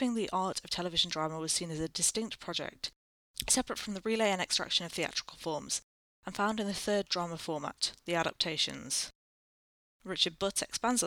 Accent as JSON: {"language": "English", "country": "United Kingdom", "said": "I am British"}